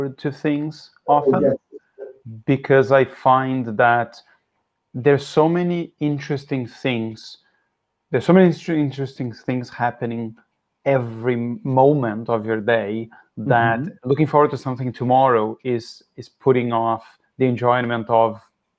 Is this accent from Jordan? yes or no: no; Brazil; English is a second language; moved away; also born or lived in Philadelphia, United States; I grew up in Brazil